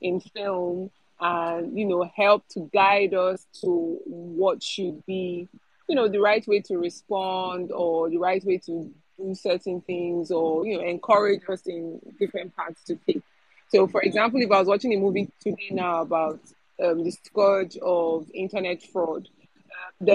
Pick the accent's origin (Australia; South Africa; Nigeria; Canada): Nigeria; as a Nigerian